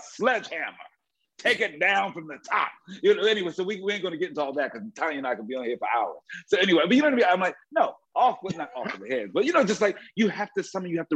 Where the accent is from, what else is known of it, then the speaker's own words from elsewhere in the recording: Philadelphia, Pennsylvania, United States; I'm from Philly.